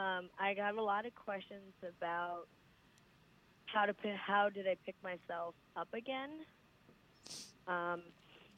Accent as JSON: {"language": "English", "country": "United States", "tie": "born or raised there", "also_born_or_lived": "India"}